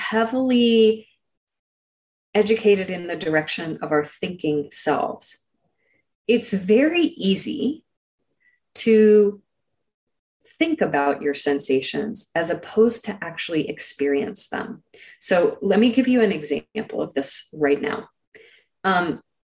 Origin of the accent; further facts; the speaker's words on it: Silicon Valley, California, United States; I grew up in Silicon Valley